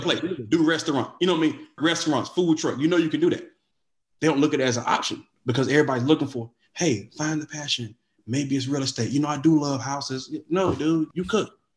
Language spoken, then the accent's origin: English; Wilson, United States; moved away as an adult; now in Atlanta, United States; I'm from Wilson. I moved to Atlanta, a whole different state, something I've never done before